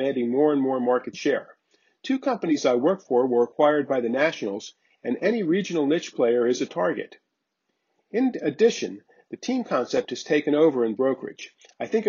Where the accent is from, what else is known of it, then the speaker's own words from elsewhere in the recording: South Florida, United States; I grew up in South Florida